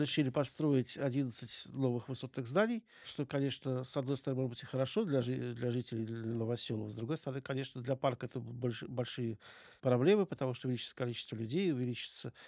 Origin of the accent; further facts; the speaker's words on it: Moscow, Russia; я коренной москвич. Мои предки жили э, в Замоскворечье. Долгие годы э, в детстве я провел в районе вот как раз станции метро «Аэропорт»